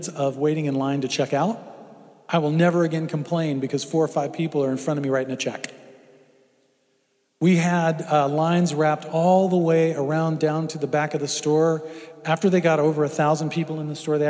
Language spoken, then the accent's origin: English; Houston, Texas, United States; I grew up in Houston. I've been through hurricanes